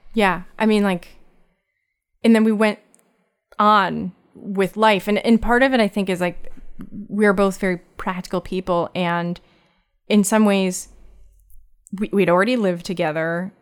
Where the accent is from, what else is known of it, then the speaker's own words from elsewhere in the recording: Connecticut, United States; I'm from Connecticut